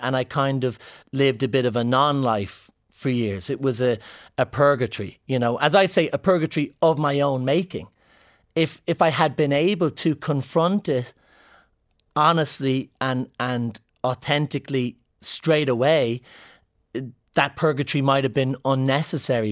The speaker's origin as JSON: {"language": "English", "country": "Ireland", "said": "Scottish people see me as an Irishman as opposed to a camp man"}